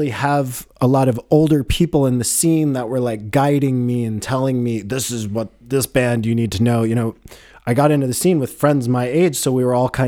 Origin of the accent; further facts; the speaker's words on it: Boulder, Colorado, United States; grew up in Boulder